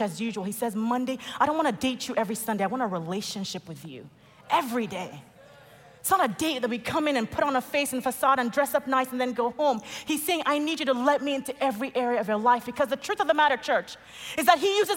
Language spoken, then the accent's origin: English; Nigeria; I'm Nigerian.